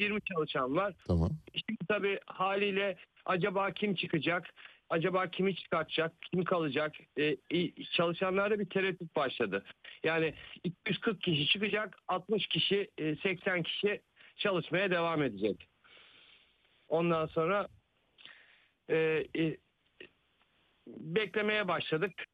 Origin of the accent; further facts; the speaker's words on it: Balya, Balıkesir, Turkey; ben de Balyalı olarak ben aynı zamanda Balyalıyım